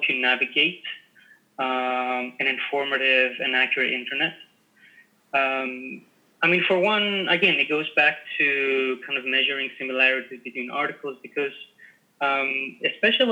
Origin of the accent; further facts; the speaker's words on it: Greece; I'm Greek. Yeah. I come from Greece